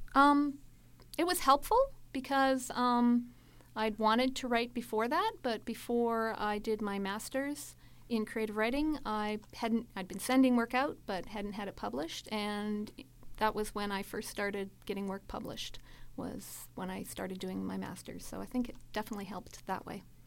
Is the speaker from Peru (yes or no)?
no; Edmonton, Alberta, Canada; also born or lived in Saskatchewan / Thunder Bay / Japan / Calgary; I grew up in Edmonton. I was born in Saskatchewan, but my family moved here when I was eight.